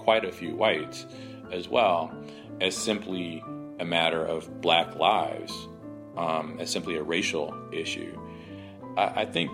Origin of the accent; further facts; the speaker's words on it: Atlanta, Georgia, United States; moved away; also born or lived in New Haven, Connecticut; I grew up in Southwest Atlanta and New Haven, Connecticut, and I didn't have any white peers before I moved to New Haven, Connecticut.